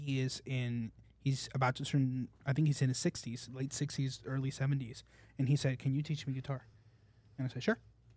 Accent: Puerto Rico; moved away; also born or lived in California; I was born in California. Yeah. And then I moved to Puerto Rico

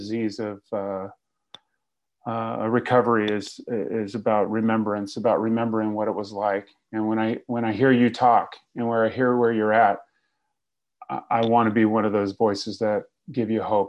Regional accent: Fresno, California, United States; moved away as an adult; now in Los Angeles, United States; I got sober in Fresno

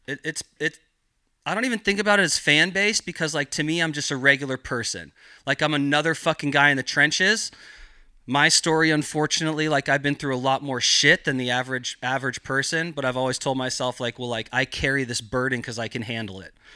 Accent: Gualala, California, United States; I grew up in Mendocino County in this small little town called Wallala

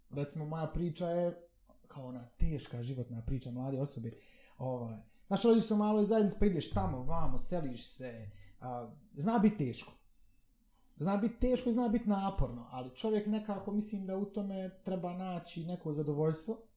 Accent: Bosnia & Herzegovina; rođen sam u Bosni i Hercegovini

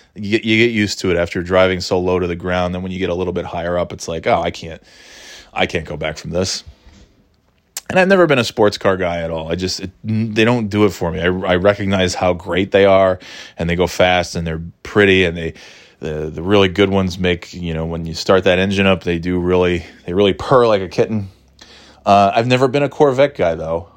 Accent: New York, United States; moved away as an adult; also born or lived in Florida / North Carolina / New England; now in New Hampshire, United States; I'm born and raised in New York.

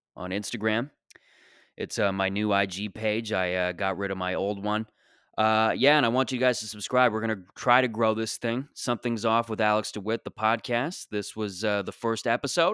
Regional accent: Mississauga, Ontario, Canada; I grew up in Mississauga, Ontario

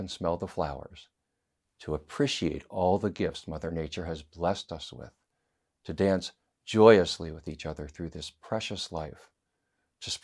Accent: United States; as an American

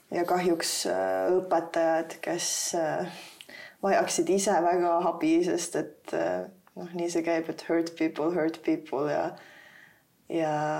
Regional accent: Tallinn, Harju County, Estonia; also born or lived in South Estonia; ma olen kasvanud siin Tallinnas üles

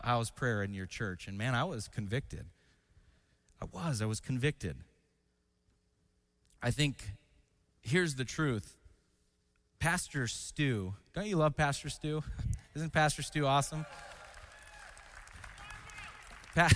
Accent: Washington, United States; I grew up in Washington State

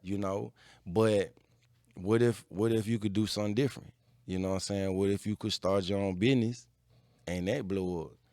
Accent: Atlanta, Georgia, United States; I'm from Atlanta.

